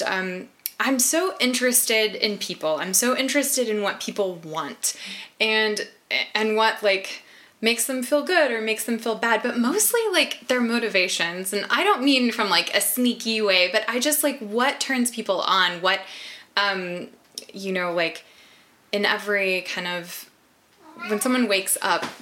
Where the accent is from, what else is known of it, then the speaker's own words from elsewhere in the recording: Texas, United States; now in Pacific Northwest, United States; I'm from Texas. I live in the Northwest now